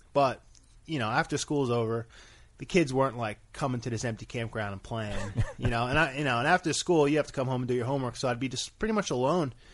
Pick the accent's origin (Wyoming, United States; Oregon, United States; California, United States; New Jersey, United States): New Jersey, United States; Bayville; I'm from Bayville, New Jersey